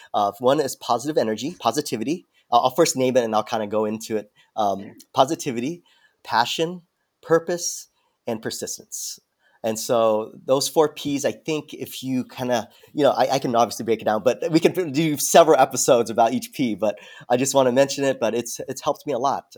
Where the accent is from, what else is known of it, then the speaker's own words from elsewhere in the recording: San Diego, California, United States; I'm from San Diego originally.